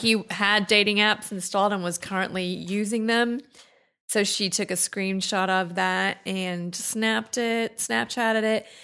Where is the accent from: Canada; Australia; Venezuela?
Australia; moved away as an adult; now in Orange County, United States